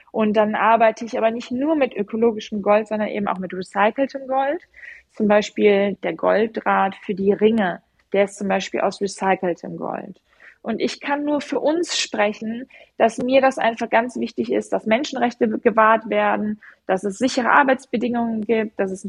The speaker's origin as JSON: {"language": "German", "region": "Rhineland", "country": "Germany", "said": "Ich bin ja Rheinländerin, deswegen erwähne ich jetzt den Rhein."}